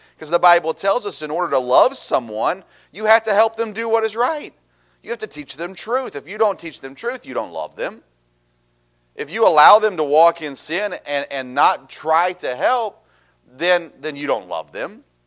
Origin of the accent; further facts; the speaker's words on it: Tennessee, United States; I grew up in Tennessee.